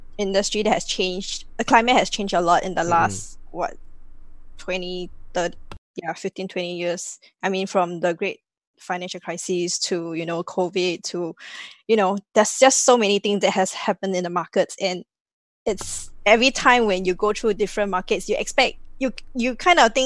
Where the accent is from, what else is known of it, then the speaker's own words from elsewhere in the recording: Singapore; I'm 100% Singaporean. born and bred here